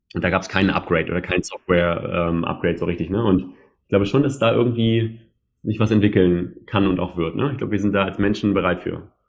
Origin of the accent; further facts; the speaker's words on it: Hanover, Lower Saxony, Germany; wir sind ja Hannoveraner im Herzen, Hannoveraner